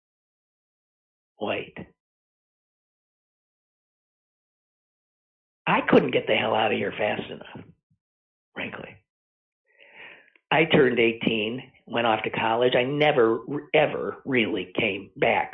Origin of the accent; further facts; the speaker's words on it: Green Bay, Wisconsin, United States; moved away as an adult; I grew up in Green Bay, Wisconsin